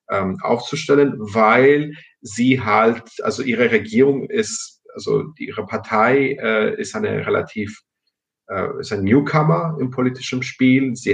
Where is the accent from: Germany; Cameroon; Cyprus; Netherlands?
Cyprus; first language el; German is a second language; in Zypern, wo ich herkomme, weil ich auch äh, Griechisch als Muttersprache habe